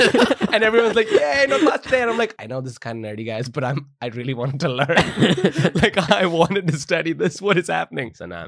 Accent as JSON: {"language": "English", "country": "United Kingdom", "said": "Oh, because, man, I'm British national."}